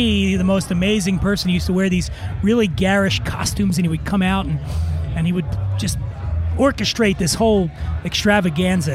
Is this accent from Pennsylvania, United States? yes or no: yes; Philadelphia, Pennsylvania, United States; moved away as an adult; now in Los Angeles, United States; when I was a kid, I grew up in Philadelphia